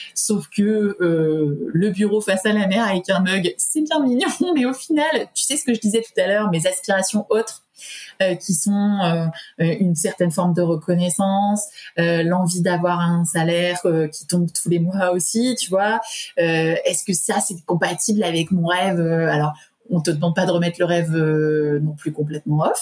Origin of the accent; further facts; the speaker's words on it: Paris region, Île-de-France, France; also born or lived in Auvergne; now in Clermont-Ferrand, France; je suis originaire de la région parisienne, mais enfin d'Auvergne et de région parisienne